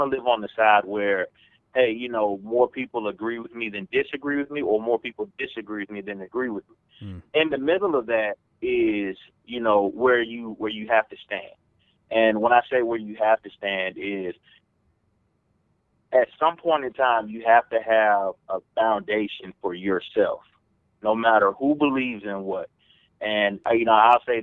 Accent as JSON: {"language": "English", "town": "Atlanta", "region": "Georgia", "country": "United States", "accent": "Southern", "moved": "yes", "said": "I'm from Atlanta, Georgia"}